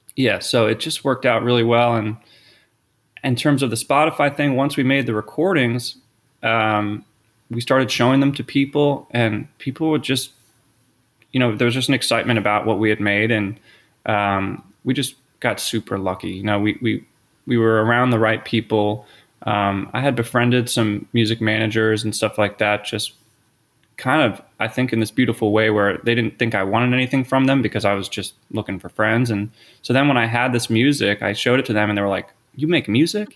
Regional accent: Philadelphia, Pennsylvania, United States; moved away as an adult; also born or lived in Los Angeles; I grew up in the Philadelphia area.

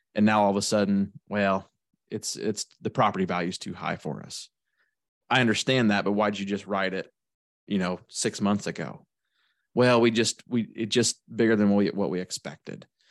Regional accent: Shelbyville, Illinois, United States; I'm from Shelbyville, Illinois

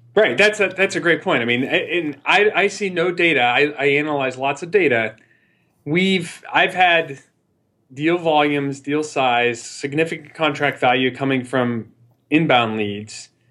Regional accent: Midwest, United States; moved away as an adult; also born or lived in New York / Chicago / San Francisco; I always maintained my Midwestern roots

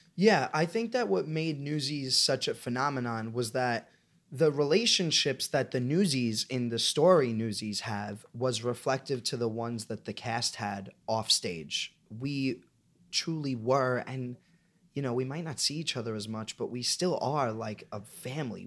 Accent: New York City, New York, United States; I'm from Staten Island

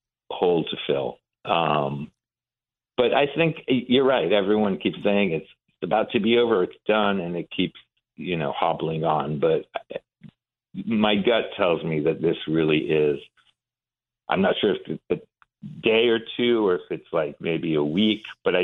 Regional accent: Iran; moved away; So we were, we came from Iran with my mom during the revolution in 79.

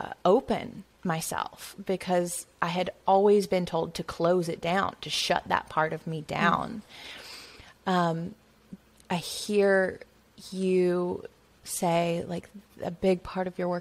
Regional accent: Bible Belt, the South, United States; growing up in the South in the Bible Belt

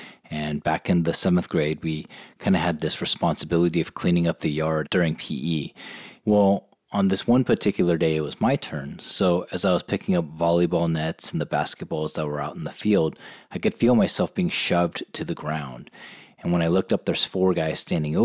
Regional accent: San Diego, California, United States; I grew up in San Diego, California

